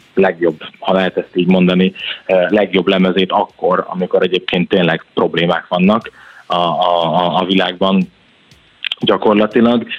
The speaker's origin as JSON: {"language": "Hungarian", "town": "Gyula", "region": "Békés", "country": "Hungary", "said": "Én Gyuláról származom"}